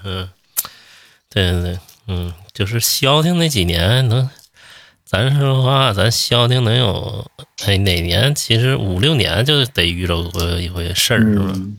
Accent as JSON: {"language": "Chinese", "region": "Northeast China", "country": "China", "tie": "born or raised there", "moved": "yes", "lives_now": "Beijing, China", "said": "咱老家东北就是一遇到病就吃陶罐头哦"}